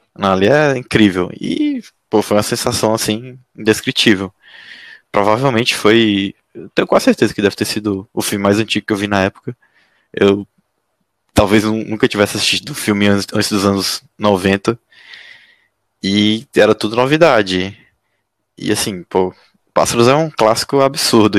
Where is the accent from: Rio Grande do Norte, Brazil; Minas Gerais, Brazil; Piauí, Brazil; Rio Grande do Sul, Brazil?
Piauí, Brazil; now in São Paulo, Brazil; eu sou piauiense, mas moro em São Paulo